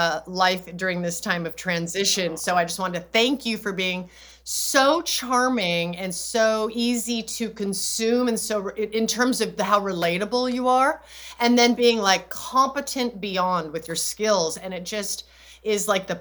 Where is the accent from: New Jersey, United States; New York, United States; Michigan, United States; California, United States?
California, United States; Los Angeles; moved away as an adult; that's my home. It's where my husband and I both were born and raised.